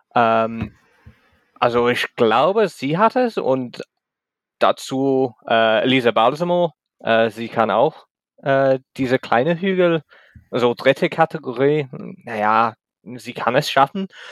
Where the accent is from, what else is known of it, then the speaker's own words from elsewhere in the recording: England, United Kingdom; German is a second language; ich komme aus England ähm, oder Großbritannien, wie es heißt